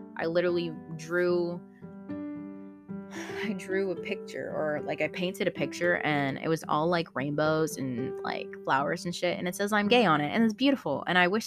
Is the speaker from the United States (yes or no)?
no; Philippines; I'm Filipino